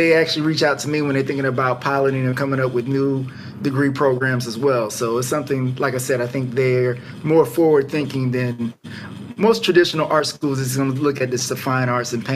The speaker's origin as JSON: {"language": "English", "town": "Atlanta", "region": "Georgia", "country": "United States", "said": "I'm from Atlanta"}